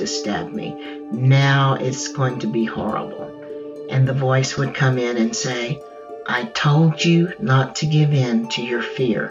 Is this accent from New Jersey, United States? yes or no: no; Texas, United States; Growing up in Texas, you hear Spanish all around you, even more so today, but even when I was growing up, you would hear Spanish.